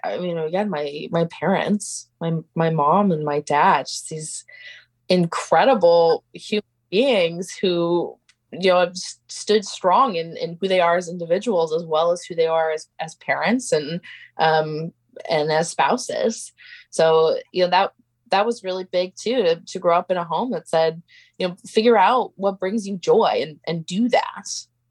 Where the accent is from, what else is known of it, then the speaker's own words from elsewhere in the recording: Pacific Northwest, United States; And growing up in the Pacific Northwest really provided a place for that to happen for me.